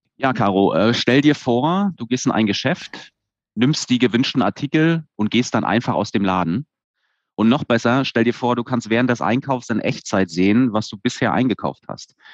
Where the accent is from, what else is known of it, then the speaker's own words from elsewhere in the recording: Stralsund, Mecklenburg-Vorpommern, Germany; Also ich bin in Stralsund geboren und aufgewachsen.